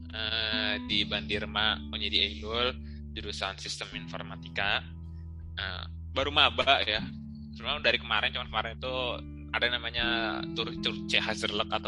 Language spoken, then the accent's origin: Indonesian; Bekasi, West Java, Indonesia; Itu, itu aja sih perkenalan gue. Gue dari Bekasi.